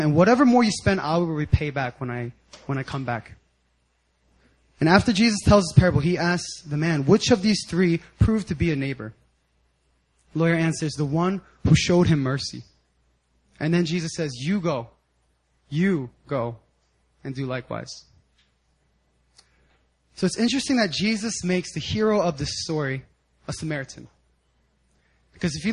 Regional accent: 10 minutes outside of Philadelphia, Pennsylvania, United States; I grew up 10 minutes right outside of Philadelphia.

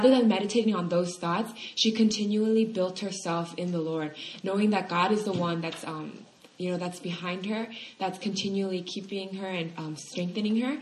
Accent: California, United States; moved away; I'm from California

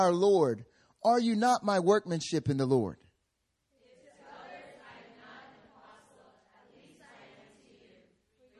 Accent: North Carolina, United States; now in South Korea; when I went back home

